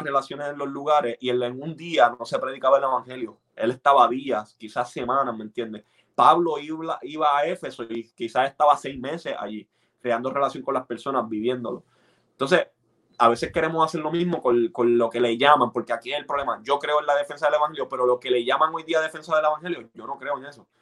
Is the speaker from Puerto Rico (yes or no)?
yes; Puerto Rico; yo me crié en Puerto Rico.